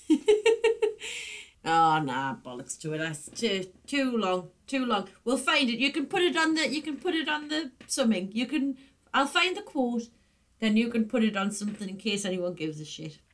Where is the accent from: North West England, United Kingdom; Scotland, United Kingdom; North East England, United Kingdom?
North East England, United Kingdom; the Northeast; moved away as an adult; I used to try and soften my accent quite a lot but then when I moved away, I was like so determined not to lose it that it definitely got stronger